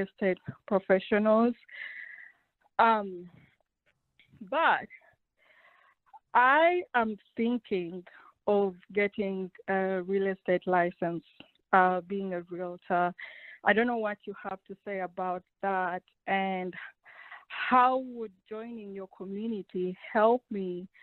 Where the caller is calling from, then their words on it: Austin, Texas, United States; I'm calling from Austin, Texas